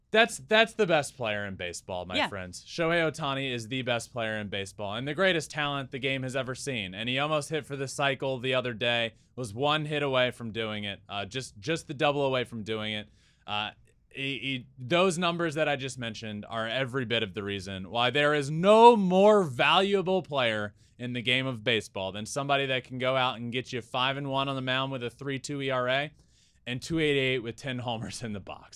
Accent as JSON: {"language": "English", "town": "Richmond", "region": "Virginia", "country": "United States", "tie": "born or raised there", "said": "I grew up in Richmond, where the AAA team is, going to Richmond Braves games, watching the Braves on TV every single night."}